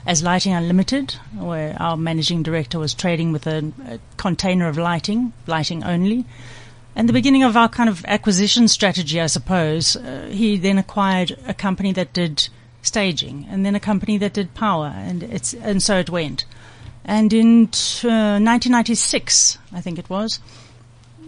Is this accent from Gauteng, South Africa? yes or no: no; Durban, KwaZulu-Natal, South Africa; I was born in Durban.